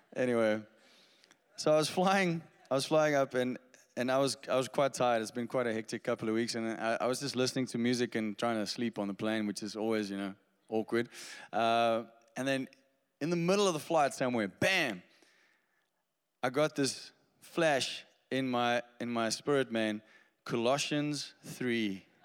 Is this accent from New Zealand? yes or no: no; Stellenbosch, Western Cape, South Africa; I grew up in Stellenbosch. That's, you know, just a little bit prettier than Somerset West down there in the Western Cape.